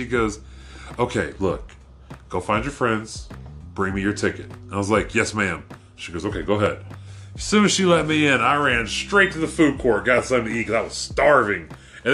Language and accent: English; Oklahoma, United States; I'm a kid from Oklahoma, knowing nobody in this area I'm